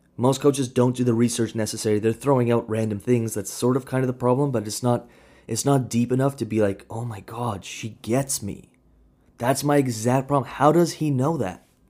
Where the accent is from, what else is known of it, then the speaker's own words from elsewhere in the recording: Kamloops, British Columbia, Canada; grew up in Kamloops. That's where I grew up